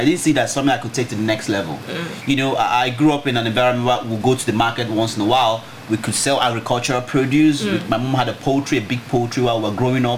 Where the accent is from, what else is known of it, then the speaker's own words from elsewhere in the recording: Aba, Abia, Nigeria; I grew up in Aba, an eastern town, eastern part of Nigeria.